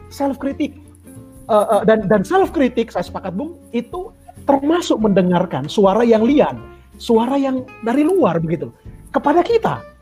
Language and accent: Indonesian; Eastern Indonesia, Indonesia; karena saya dari Indonesia Timur ya daerah daerah Indonesia Timur itu kultur gerejanya justru kultur ekumenikal